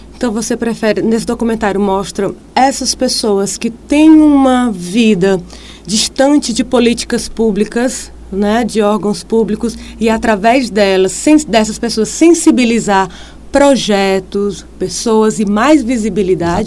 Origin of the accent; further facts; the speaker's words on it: Piauí, Brazil; o Piauí tem muita coisa boa, não só os lugares em si, mas as pessoas, os artistas, né? o nosso turismo